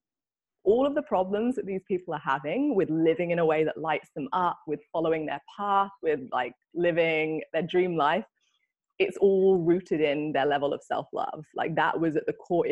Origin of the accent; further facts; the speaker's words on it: London, United Kingdom; moved away as an adult; now in Bali, Indonesia; I'm originally from London and live here in Bali